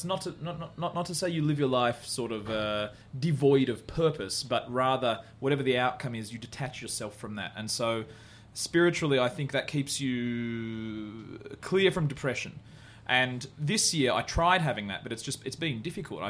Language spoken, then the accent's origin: English; Australia; I'm from Australia